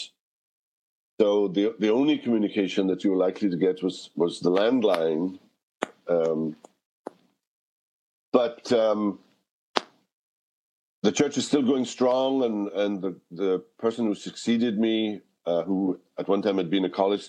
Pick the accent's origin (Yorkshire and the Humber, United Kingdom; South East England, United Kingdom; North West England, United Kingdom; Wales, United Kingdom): Wales, United Kingdom; moved away; I haven't lived in Wales for 50 years, and I haven't spoken Welsh on a daily basis in 50 years.